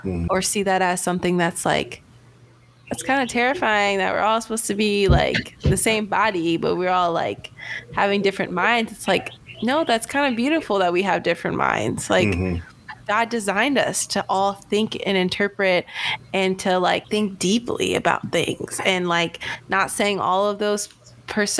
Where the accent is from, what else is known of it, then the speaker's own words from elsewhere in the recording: Williamsburg, Virginia, United States; I'm from the Berg